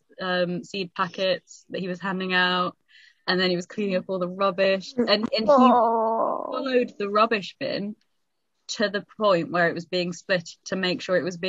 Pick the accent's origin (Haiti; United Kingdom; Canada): United Kingdom; But as a Brit